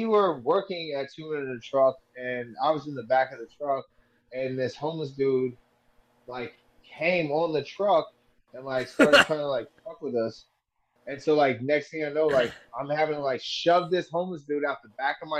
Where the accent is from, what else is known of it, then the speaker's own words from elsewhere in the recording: Bakersfield, California, United States; I grew up in Bakersfield